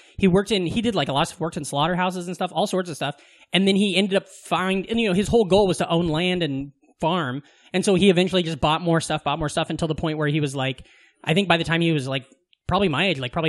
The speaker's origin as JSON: {"language": "English", "region": "Southwest Iowa", "country": "United States", "tie": "born or raised there", "moved": "yes", "said": "But I'm from Southwest Iowa. He's from Des Moines. He grew up in a bigger city. I grew up in a small town."}